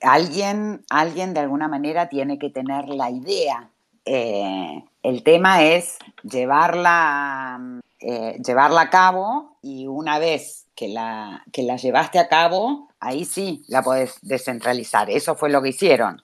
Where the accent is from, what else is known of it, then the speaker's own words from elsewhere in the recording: Argentina; somos argentinos